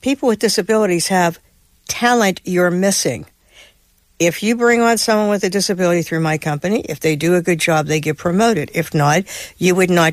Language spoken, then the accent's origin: English; Pittsburgh, Pennsylvania, United States; my hometown, which is Pittsburgh, Pennsylvania